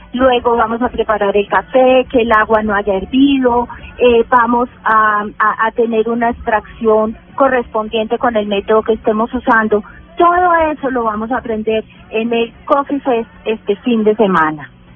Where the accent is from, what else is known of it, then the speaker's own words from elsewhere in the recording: Manizales, Caldas, Colombia; mi tierra natal, en Manizales